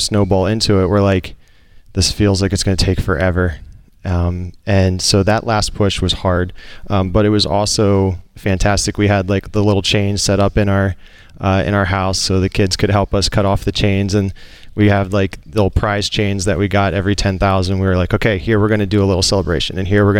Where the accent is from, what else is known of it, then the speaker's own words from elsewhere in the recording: Pennsylvania, United States; Outside Philadelphia.